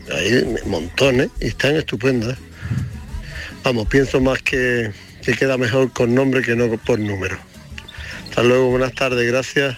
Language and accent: Spanish; Ronda, Andalusia, Spain; yo soy de Ronda